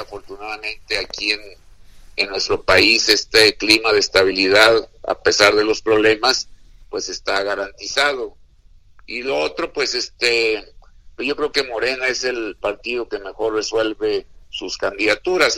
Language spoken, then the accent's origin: Spanish; Mexico; nosotros los mexicanos